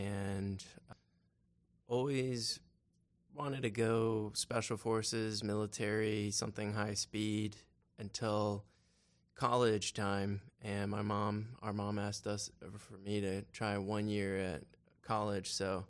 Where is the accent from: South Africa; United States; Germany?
United States; Marietta, Georgia; Yeah, I was born and raised in Marietta, Georgia, just north of Atlanta, and grew up in the PCA.